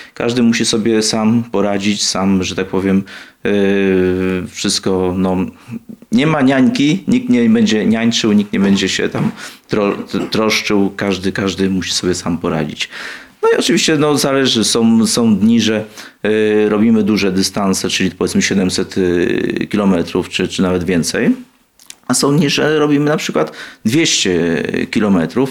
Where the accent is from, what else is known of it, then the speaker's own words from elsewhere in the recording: Warsaw, Masovian Voivodeship, Poland; Ja pochodzę z Warszawy, rodzi, rodzina też z Warszawy